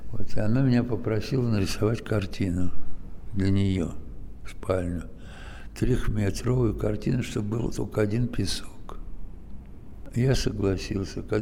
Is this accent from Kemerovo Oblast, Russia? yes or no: no; Lipetsk, Lipetsk Oblast, Russia; А внешне но ну, это мои родные края, в общем-то, я же не из Африки.